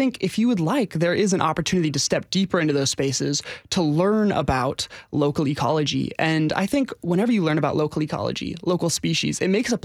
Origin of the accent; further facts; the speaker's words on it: Seattle, Washington, United States; now in Nashville, United States; I'm originally from the Seattle area